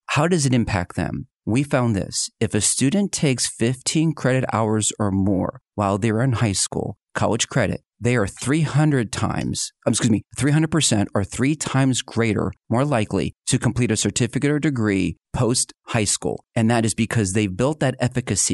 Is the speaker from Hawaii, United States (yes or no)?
no; outside of Philadelphia, Pennsylvania, United States; born or raised there; now in Northwest Arkansas, United States